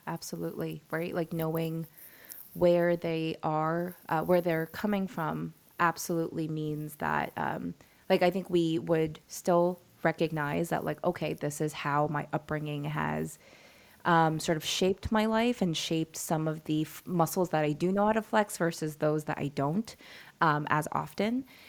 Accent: New York, United States; I was born and raised in New York

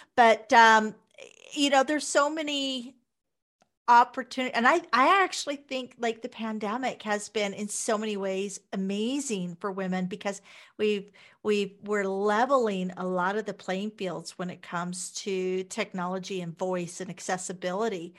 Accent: Wichita, Kansas, United States; moved away as an adult; also born or lived in Las Vegas, Nevada; now in Canada; I'm originally from Wichita, Kansas.

